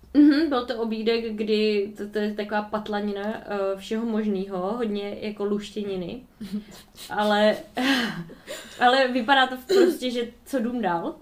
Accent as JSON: {"language": "Czech", "country": "Czechia", "said": "od nás z republiky"}